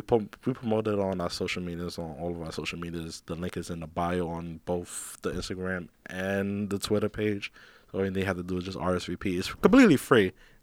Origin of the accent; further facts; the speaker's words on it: Queens, New York, United States; And our sisters, we come from Queens.